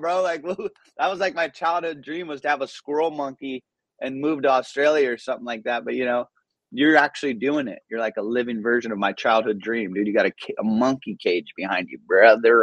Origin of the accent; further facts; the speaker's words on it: Orange, California, United States; English is a second language; also born or lived in Iran; we came when I was five and moved to Southern California